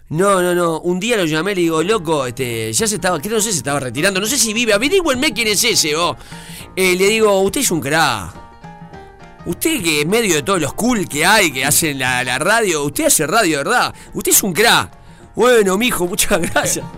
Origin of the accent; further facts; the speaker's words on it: Uruguay; me crié escuchando en CX40